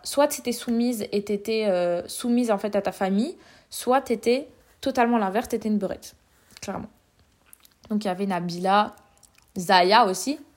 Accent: Vitry-sur-Seine, Île-de-France, France; je viens de Vitry

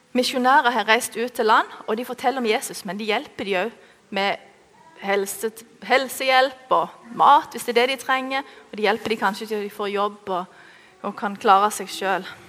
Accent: Norway; oss norske

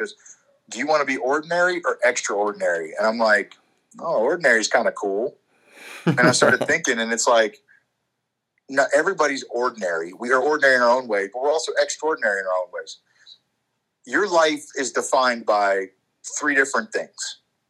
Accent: Frankfurt, Hesse, Germany; born there; also born or lived in Alabama / Maryland / North Carolina / Florida; I grew up in the military. I was born in Frankfurt, Germany. I've lived in Alabama, Maryland, North Carolina, Florida, Pennsylvania, Ohio. Like, I've been all over the place.

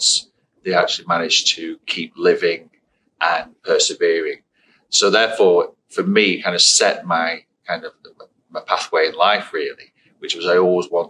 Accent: Blackpool, North West England, United Kingdom; I was born and raised in Blackpool on the Fylde Coast.

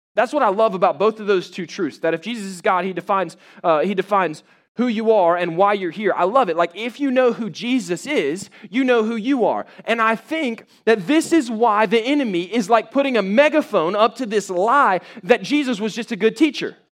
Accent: Jacksonville, Florida, United States; I grew up in Jacksonville, Florida

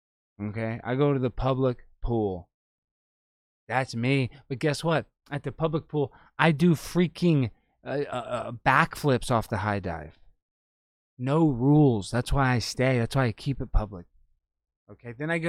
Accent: Dallas, Texas, United States; So, I mean, I'm from Dallas, born and raised.

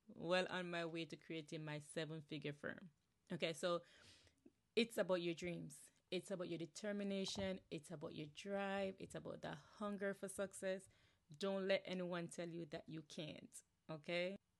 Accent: Jamaica; moved away as an adult; now in New Jersey, United States; I'm originally from Jamaica, born and raised, okay, Yardi, straight up Yardi

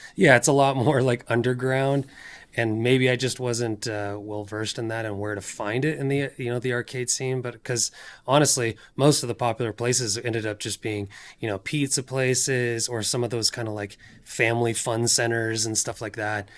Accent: just outside of Seattle, Washington, United States; moved away as an adult; now in California, United States; I grew up in Washington State, uh, just outside of Seattle

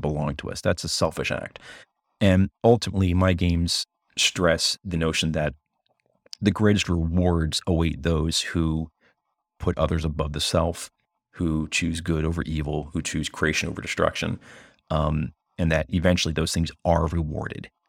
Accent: United States; first and foremost as an American

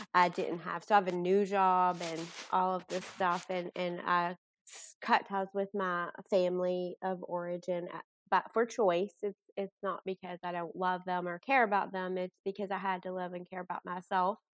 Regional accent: Bardstown, Kentucky, United States; moved away as an adult; now in Owensboro, United States; I'm originally from Bardstown, Kentucky. I live here for work

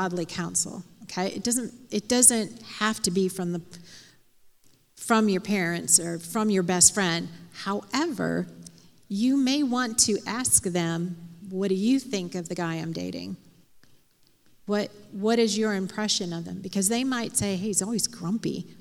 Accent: outside of Chicago, Illinois, United States; I grew up outside of Chicago

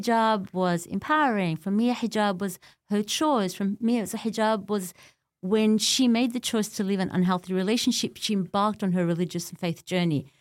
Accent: Australia; also born or lived in Beirut, Lebanon; I was born in Beirut and my parents escaped the civil war at the time

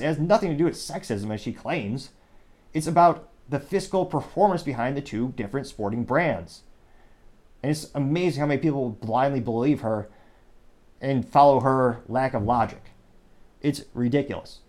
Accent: United States; as an American

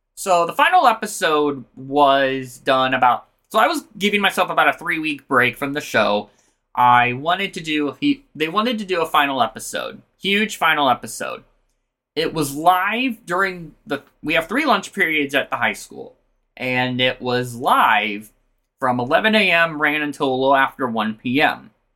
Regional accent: Omaha, Nebraska, United States; I'm from Omaha

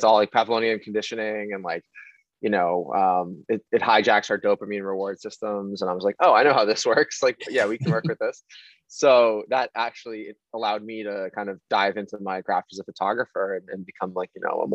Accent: Needham, Massachusetts, United States; moved away as an adult; now in Brooklyn, United States; I grew up in Needham

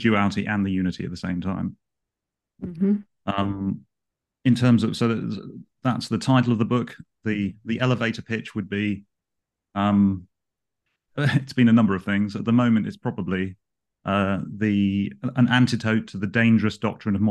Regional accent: London, United Kingdom; I've grown up in London. I've been a Londoner all of my life

